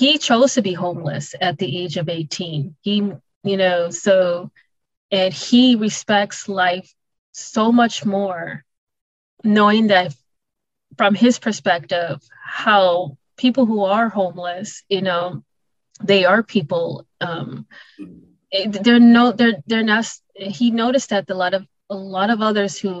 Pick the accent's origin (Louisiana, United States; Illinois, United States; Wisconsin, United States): Wisconsin, United States; Milwaukee; I was raised in Milwaukee, Wisconsin.